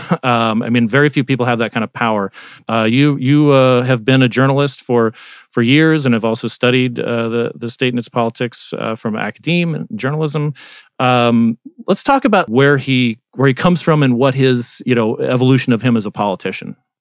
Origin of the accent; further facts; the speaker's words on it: Arizona, United States; moved away; also born or lived in West Virginia; my home state arizona